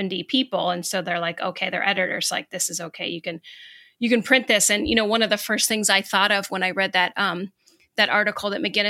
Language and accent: English; United States; as an American